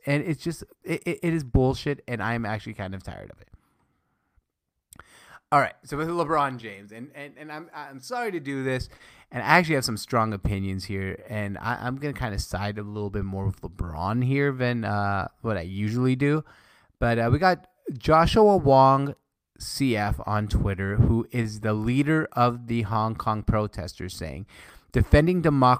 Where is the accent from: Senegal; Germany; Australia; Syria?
Syria; English is a second language; Like, I'm Syrian. I was born in Syria.